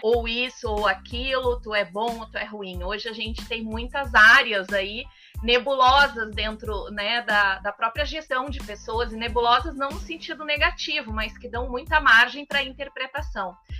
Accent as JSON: {"language": "Portuguese", "country": "Brazil", "said": "como bons brasileiros"}